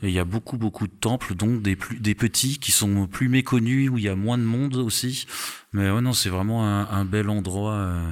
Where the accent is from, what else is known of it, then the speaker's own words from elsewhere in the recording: Strasbourg, Grand Est, France; je suis, de Strasbourg